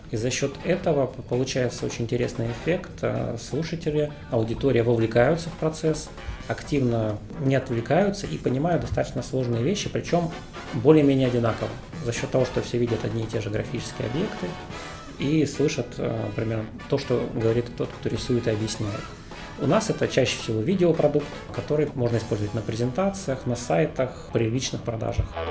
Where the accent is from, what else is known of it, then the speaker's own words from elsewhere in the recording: Omsk, Omsk Oblast, Russia; moved away as an adult; now in Moscow, Russia; Сам я из Омска, родился, учился